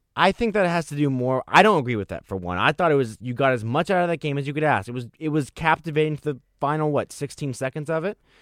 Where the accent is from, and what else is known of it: Miami, Florida, United States; born or raised there